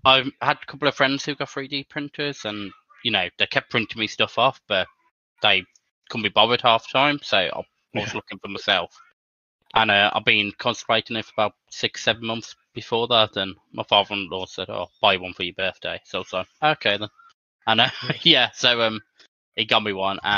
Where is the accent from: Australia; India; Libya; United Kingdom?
United Kingdom; Lichfield, West Midlands; I'm from Litchfield, which is a small town in Staffordshire. Midlands